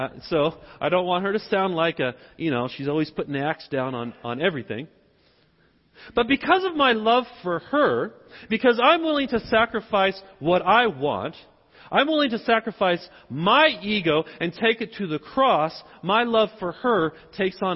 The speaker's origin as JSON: {"language": "English", "region": "the South", "country": "United States", "accent": "southern", "said": "I'm speaking with my southern accent."}